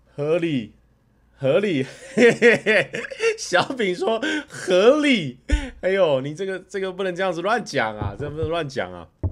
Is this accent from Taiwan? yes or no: yes; Taiwan; 我们台湾人